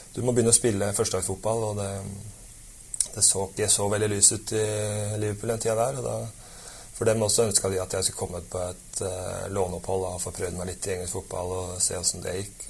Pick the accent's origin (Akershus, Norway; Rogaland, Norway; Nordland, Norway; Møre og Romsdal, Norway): Akershus, Norway; Kolbotn; also born or lived in Lillestrøm / England; jeg er fra Kolbotn, vokste opp der og har spilt fotball der til, uh, fra jeg var seks til jeg var 19